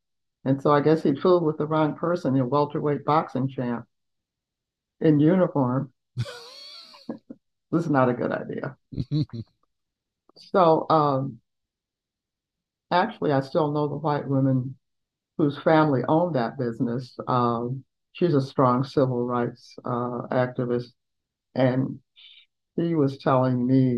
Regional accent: Columbia, Tennessee, United States; moved away; also born or lived in Chicago; in my hometown

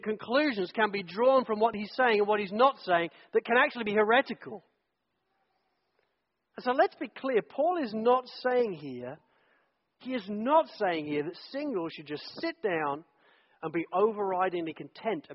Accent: England, United Kingdom; I'm an English guy

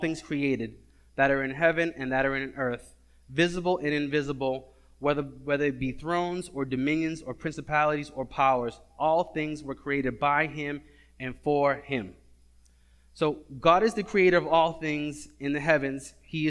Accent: Cambridge, Massachusetts, United States; I'm from Cambridge, and when it tells me to get to 93

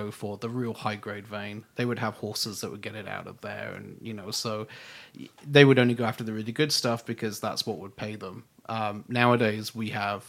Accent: United Kingdom; being British

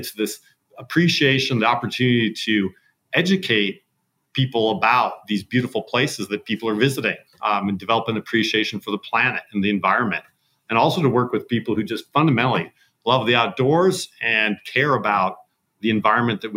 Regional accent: Montana, United States; I grew up in Montana.

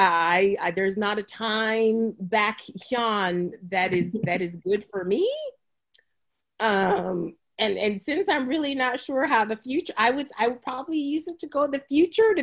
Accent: Jamaica; growing up in Jamaica, like you just go and find the bush that your grandma tells you about

